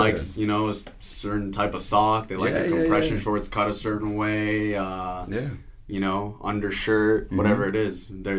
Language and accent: English; Italy; now in Los Angeles, United States; like, being Italian, growing up in Italy around the game